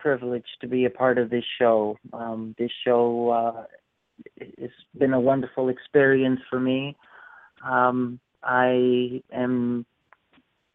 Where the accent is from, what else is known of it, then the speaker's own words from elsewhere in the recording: United States; I am an American patriot who deeply cares about my country